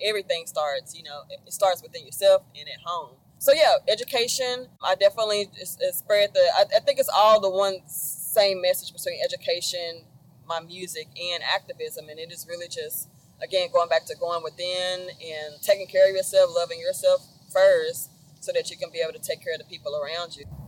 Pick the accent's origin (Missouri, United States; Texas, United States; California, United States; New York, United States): Texas, United States; Dallas; I'm from Dallas